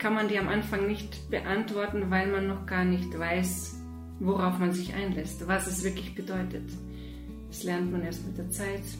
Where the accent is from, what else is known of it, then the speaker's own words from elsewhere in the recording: Bavaria, Germany; also born or lived in Moscow, Russia; ich komme aus Bayern und ich wohne außerhalb von München, im Süden von München